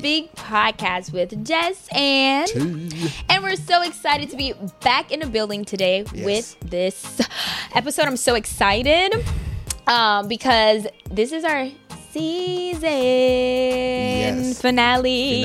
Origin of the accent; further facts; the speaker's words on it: Guyana; I'm from Guyana.